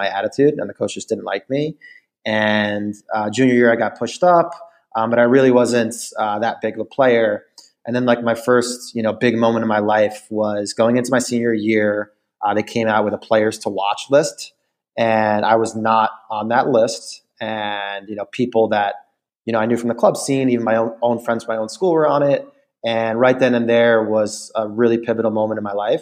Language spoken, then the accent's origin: English; Long Island, New York, United States; I grew up in Long Island, great family